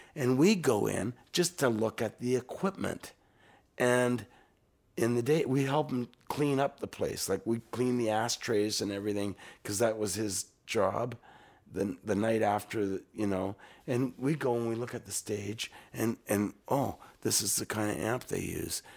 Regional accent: Canada; as a Canadian musician

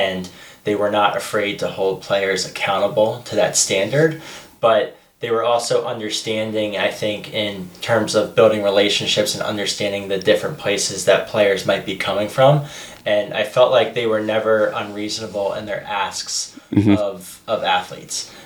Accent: Baltimore, Maryland, United States; grew up in Baltimore

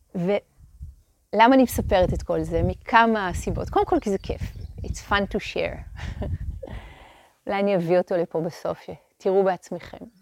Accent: Hadera, Haifa District, Israel; הם עוד גרו בחדרה. שם נולדתי, שם גדלתי

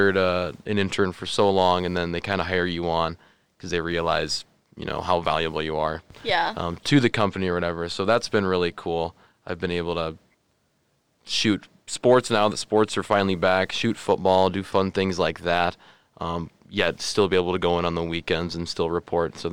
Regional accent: Colman, South Dakota, United States; I'm from Coleman, South Dakota, which is just about half an hour south of Brookings.

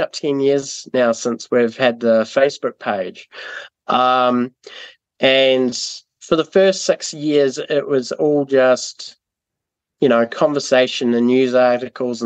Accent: Timaru, Canterbury, New Zealand; also born or lived in Burkes Pass; So before we were in Timaru, I grew up in Burke's Pass

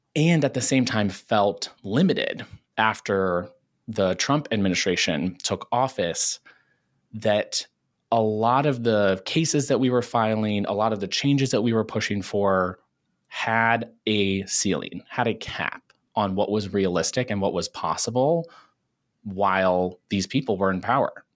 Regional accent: small town outside of Cincinnati, Ohio, United States; moved away as an adult; now in New York City, United States; I'm originally from Ohio, pretty small town outside of Cincinnati

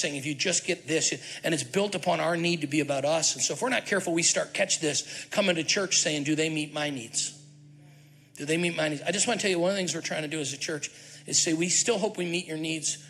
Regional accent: Syracuse, New York, United States; born or raised there

